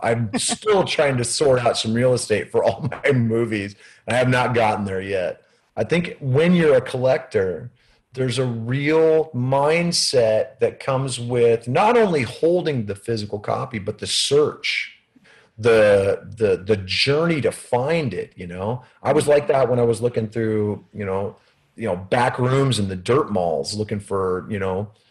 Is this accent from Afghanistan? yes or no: no; Des Moines, Iowa, United States; growing up in Des Moines